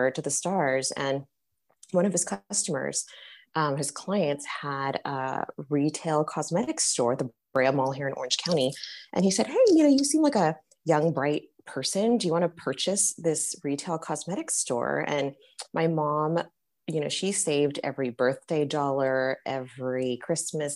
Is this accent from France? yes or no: yes; Paris, Île-de-France, France; now in United States; I was born in Paris